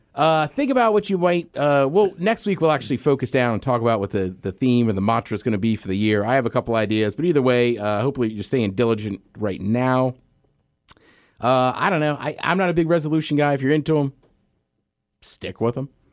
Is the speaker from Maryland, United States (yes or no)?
yes; around DC and Baltimore, Maryland, United States; There's where I grew up, around D C and Baltimore